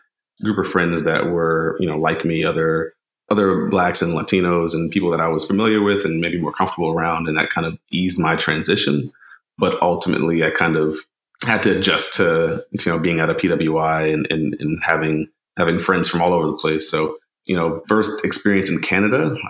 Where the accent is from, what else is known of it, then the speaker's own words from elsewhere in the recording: New York City, New York, United States; moved away as an adult; now in Washington, D.C., United States; originally from New York, grew up in the Bronx. Been in DC for about 10 years now